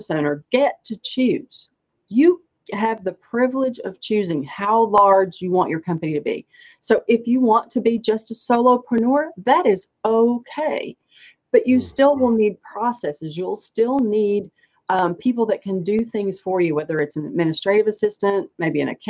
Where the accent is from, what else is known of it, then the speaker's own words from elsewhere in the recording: East Tennessee, United States; now in Raleigh, United States; I grew up in East Tennessee